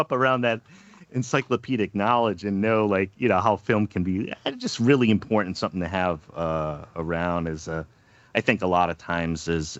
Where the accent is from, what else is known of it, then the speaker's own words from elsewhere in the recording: Pawtucket, Rhode Island, United States; I'm from Pawtucket, Rhode Island, just outside